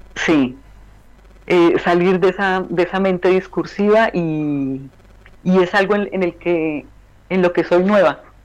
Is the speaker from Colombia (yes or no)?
yes; Colombia; moved away as an adult; also born or lived in Medellín, Colombia / Bogotá, Colombia; now in Belgium